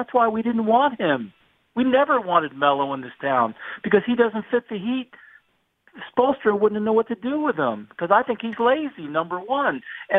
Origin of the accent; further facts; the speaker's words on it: Miami, Florida, United States; I was born here in Miami.